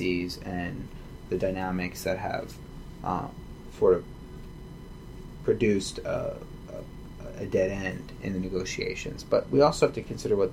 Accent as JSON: {"language": "English", "country": "United States", "tie": "born or raised there", "said": "grew up in a very rich, sort of culturally rich and religiously observant American Jewish context"}